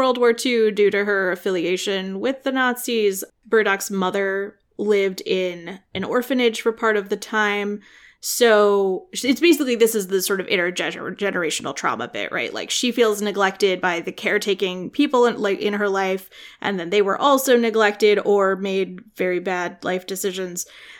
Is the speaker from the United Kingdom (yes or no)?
yes; England, United Kingdom; also born or lived in Scotland; My family's so boring. Okay. This is fine. It's like, where are you from? England, but also Scotland.